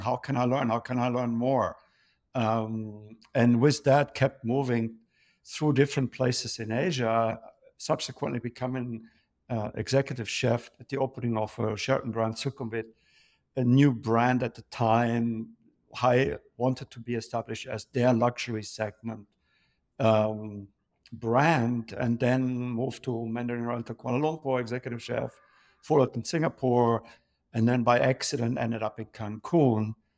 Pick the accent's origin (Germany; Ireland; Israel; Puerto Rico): Germany; moved away as an adult; also born or lived in London; born and raised in Germany, grown up in a pub